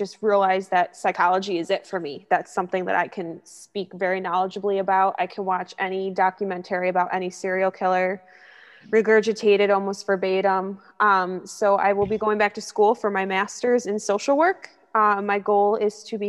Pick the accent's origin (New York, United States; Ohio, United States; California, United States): New York, United States; Syracuse; moved away as an adult; now in Rochester, United States; I'm from Syracuse, New York, born and raised